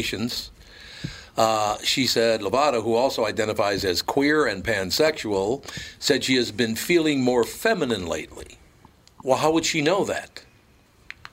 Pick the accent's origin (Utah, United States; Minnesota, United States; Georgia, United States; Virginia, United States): Minnesota, United States; Minneapolis; I'm a kid from Minneapolis walking into Don Buchwald in New York